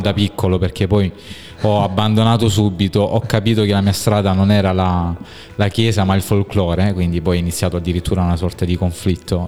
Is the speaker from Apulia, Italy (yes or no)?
yes; Squinzano, Apulia, Italy; ero talmente legato alla, alla, mia comunità, al mio paese d'origine che è Squinzano